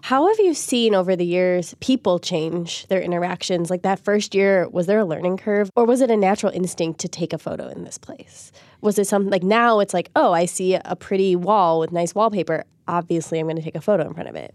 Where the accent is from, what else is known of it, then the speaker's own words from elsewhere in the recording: Chicago, Illinois, United States; I'm from Chicago